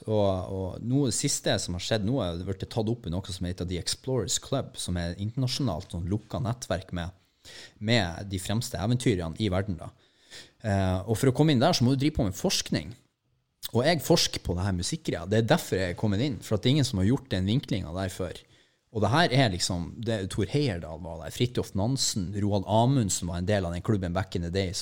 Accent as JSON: {"language": "Norwegian", "town": "Mo i Rana", "region": "Nordland", "country": "Norway", "moved": "yes", "lives_now": "Oslo, Norway", "said": "jeg er bare fra Mo i Rana"}